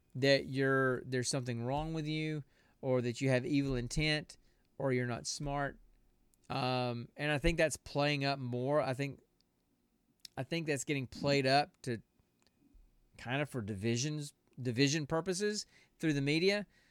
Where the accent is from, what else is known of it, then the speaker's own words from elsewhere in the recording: small town South, United States; I was born and raised in small town South